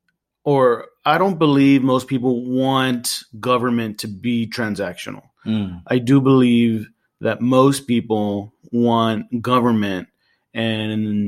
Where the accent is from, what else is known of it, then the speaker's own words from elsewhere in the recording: Laredo, Texas, United States; now in Houston, United States; born and raised in Laredo in South Texas on the border with Mexico.